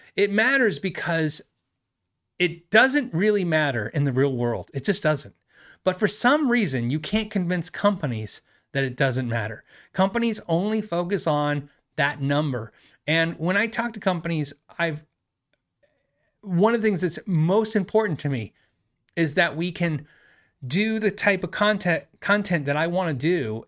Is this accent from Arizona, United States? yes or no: yes; Tucson, Arizona, United States; I'm from Tucson